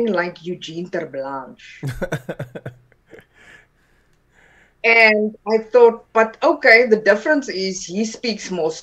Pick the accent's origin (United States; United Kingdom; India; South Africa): South Africa; Pretoria, Gauteng; born or raised there; first language Afrikaans; English is a second language; also born or lived in Taung, South Africa / Johannesburg, South Africa